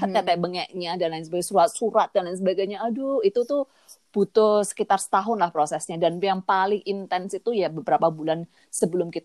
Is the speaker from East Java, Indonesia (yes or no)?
yes; Kediri, East Java, Indonesia; accent: Javanese (medok); also born or lived in Surabaya; now in Canada; Dan aku dari Surabaya, aslinya Kediri. Makanya suara